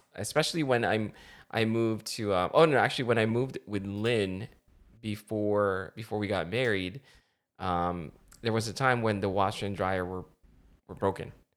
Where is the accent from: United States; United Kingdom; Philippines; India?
Philippines; moved away; I grew up in the Philippines